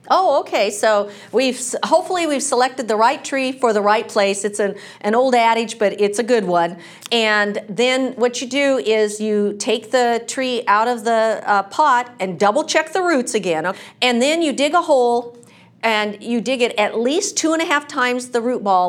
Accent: Washington, United States; moved away as an adult; now in California, United States; I'm not from California. I'm from Washington State

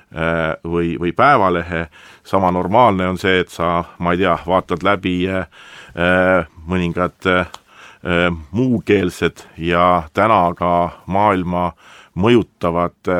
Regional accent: Estonia; kui me siin oleme Eestis

